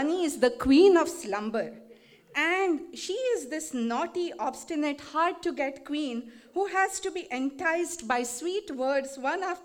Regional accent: India; English is a second language; moved away as an adult; now in United States; We Indians

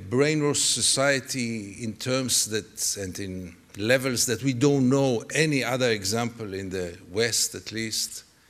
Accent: Tel Aviv, Tel Aviv District, Israel; I was born in Tel Aviv. My parents both were refugees from Europe. I was what one could consider a good boy Tel Aviv, a good boy Israel. I was a typical product of the Israeli education system, of the Israeli media.

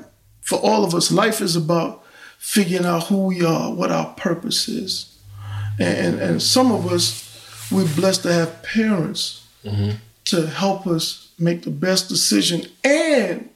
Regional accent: New York City, New York, United States; moved away; also born or lived in Brooklyn / Washington, D.C.; I'm from Queens, but I spent a lot of time in Brooklyn. Matter of fact, before I left New York

